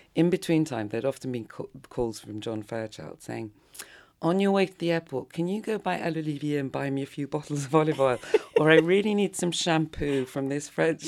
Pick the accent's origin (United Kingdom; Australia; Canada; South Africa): United Kingdom; London; moved away as an adult; also born or lived in Japan; now in Paris, France; grew up in, basically in London, between London and the countryside.